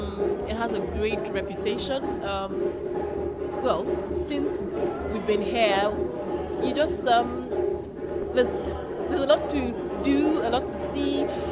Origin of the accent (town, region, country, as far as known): Nigeria; now in Canada